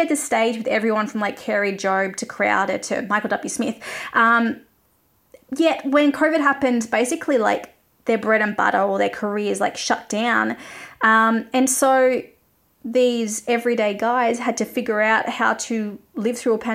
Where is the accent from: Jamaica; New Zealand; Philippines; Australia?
Australia; as an Australian